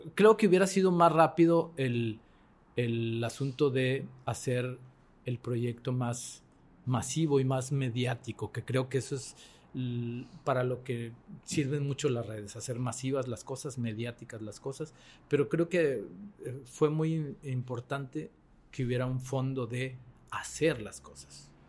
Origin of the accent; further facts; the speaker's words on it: Mexico; yo como mexicano